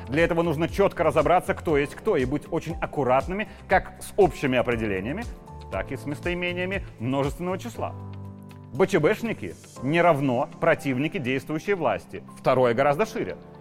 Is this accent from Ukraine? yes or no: no; Belarus; Я такой же, как и все мы, белорусы